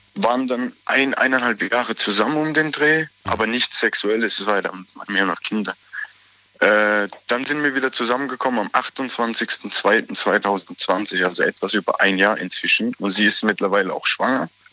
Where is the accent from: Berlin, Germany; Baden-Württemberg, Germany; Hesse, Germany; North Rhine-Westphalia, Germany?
Baden-Württemberg, Germany; Aglasterhausen; aus Aglershausen. Das ist bei Sinsheim da in Moosbach in der Nähe